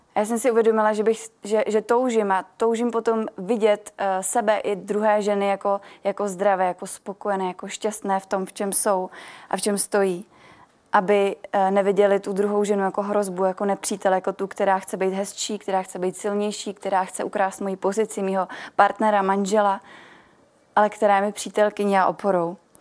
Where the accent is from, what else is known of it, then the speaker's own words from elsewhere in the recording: Milovice, Central Bohemian Region, Czechia; jsem z Milovic